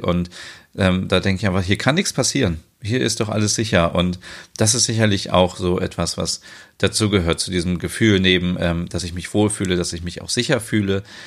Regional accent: Germany; Bei uns in Deutschland

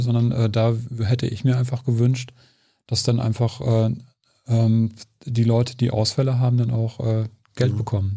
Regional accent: Germany; als Deutscher

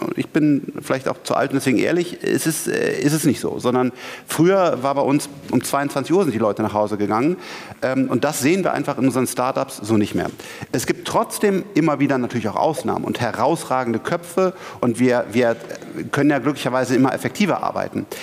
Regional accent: Bonn, North Rhine-Westphalia, Germany; ich komme aus Bonn

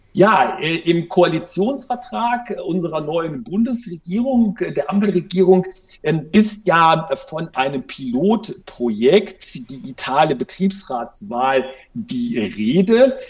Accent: Germany; bei uns in Deutschland

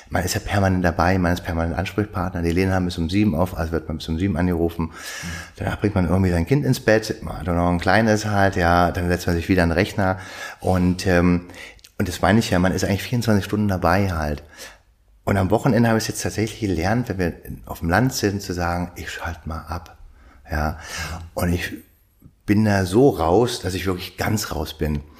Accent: Frieshagen, Germany; ich komme aus Frieshagen, da bin ich groß geworden und hab's geliebt, bis ich, naja, Teenager von 14, 15 war

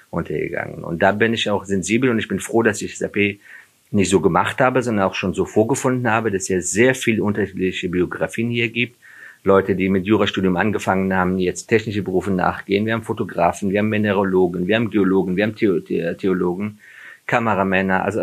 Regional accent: Afghanistan; ich habe ja jahrelang mich dafür geschämt, dass ich Flüchtling bin und ich komme, dass ich auch aus Afghanistan komme.

